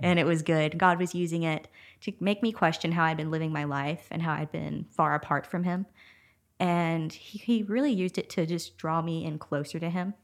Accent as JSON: {"language": "English", "town": "Huntington", "region": "Texas", "country": "United States", "tie": "born or raised there", "moved": "as an adult", "lives_now": "Nacogdoches, United States", "said": "my hometown, Huntington. It was about forty-five minutes or an hour away."}